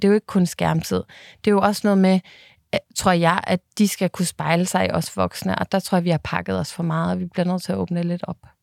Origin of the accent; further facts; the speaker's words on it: Bornholm, Capital Region of Denmark, Denmark; jeg øh, jo er Bornholmer af hele mit hjerte, og derfor så har jeg selvfølgelig også været så meget hjemme på Bornholm